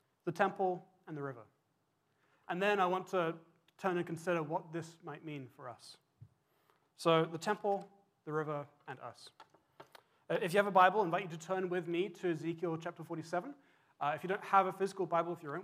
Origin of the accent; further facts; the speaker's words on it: England, United Kingdom; now in Vancouver, Canada; When I was growing up in England